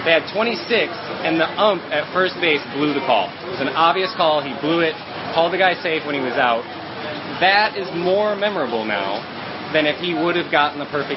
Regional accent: United States; moved away; as an American sports fan

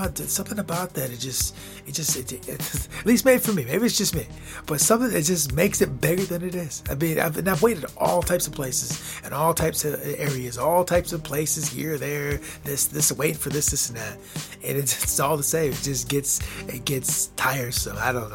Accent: United States; born or raised there

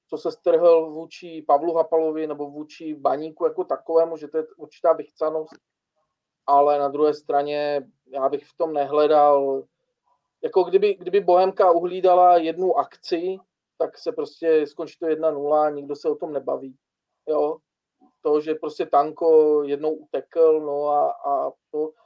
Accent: Bohumín, Moravian-Silesian Region, Czechia; já jsem třeba z Bohumína, nejsem jako z Ostravy

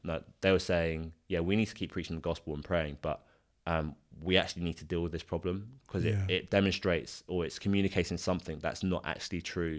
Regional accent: England, United Kingdom; Not just me as a Christian, but me as a as an Englishman

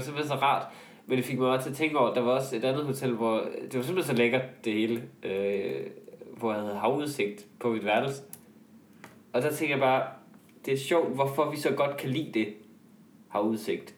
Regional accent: North Jutland, North Denmark Region, Denmark; i Nordjylland, hvor jeg kommer fra

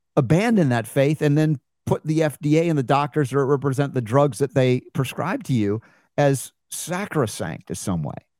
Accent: United States; as an American growing up in a medical family

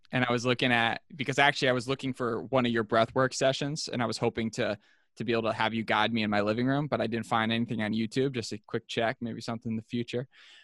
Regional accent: Philadelphia, Pennsylvania, United States; I grew up in Philly with a highly attuned bullshit meter, so I was skeptical.

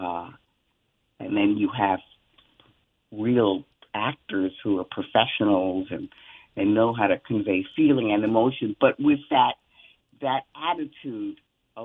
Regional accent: New York City, New York, United States; I was raised in the Bronx in the 50s

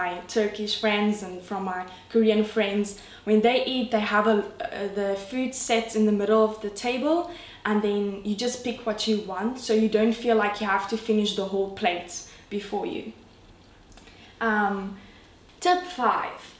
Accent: South Africa; I'm from South Africa, enjoying the Cape Town life

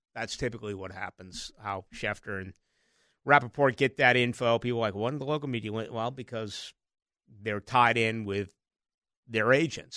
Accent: Boston, Massachusetts, United States; now in Jacksonville, United States; I grew up with in Boston

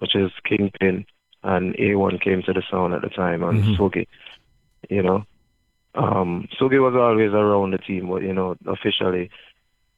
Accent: New York City, New York, United States; I'm from Queens. I live in Queens, New York

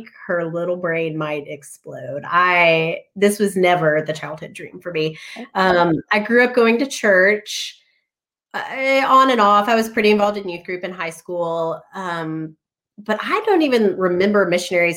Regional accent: Calhoun, Georgia, United States; also born or lived in Dalton, Georgia / Salamanca, Spain / Edinburgh, Scotland; now in Tübingen, Germany; I grew up in Northwest Georgia. So kind of between two towns, the town that my parents lived in and I went to school in is called Calhoun.

